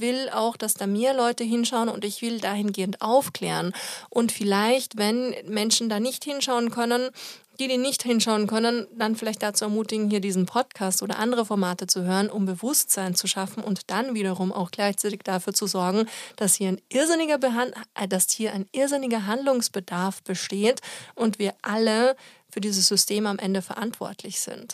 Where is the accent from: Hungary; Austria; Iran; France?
Austria; now in Germany; in Österreich, wo ich herkomme